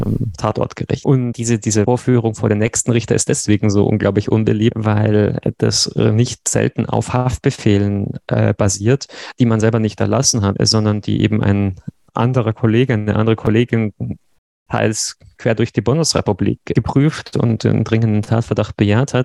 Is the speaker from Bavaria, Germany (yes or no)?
yes; Regensburg, Bavaria, Germany; moved away as an adult; now in Konstanz, Germany; ich bin gebürtiger Regensburger und zum Studium nach Konstanz gewechselt und sozusagen da hängen geblieben